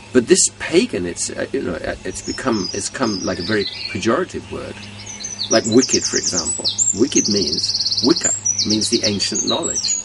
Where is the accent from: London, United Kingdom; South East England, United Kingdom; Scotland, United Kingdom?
London, United Kingdom; I was born in London